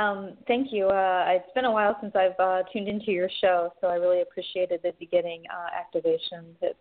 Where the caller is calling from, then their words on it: Austin, Texas, United States; Hi, Reverend James and Aki. This is … in Austin.